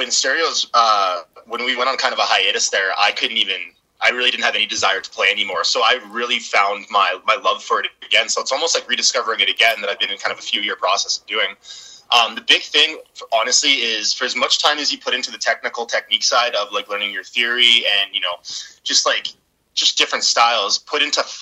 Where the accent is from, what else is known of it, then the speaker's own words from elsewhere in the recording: Edmonton, Alberta, Canada; growing up in Northside Edmonton